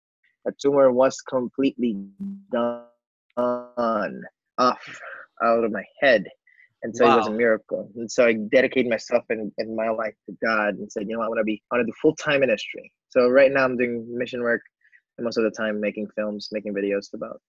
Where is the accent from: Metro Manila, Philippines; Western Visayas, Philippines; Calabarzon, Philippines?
Western Visayas, Philippines; Bacolod; I am from the Philippines, an island called Negros Occidental, Bacolod City.